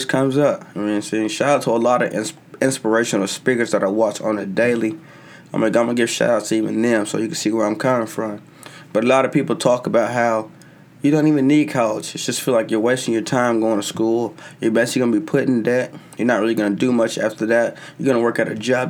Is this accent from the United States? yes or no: yes; United States; I'm an American